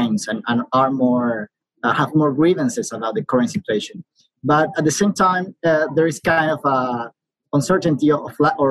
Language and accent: English; Caracas, Capital District, Venezuela; I'm from Caracas, Venezuela, and I'm a political leader here in my country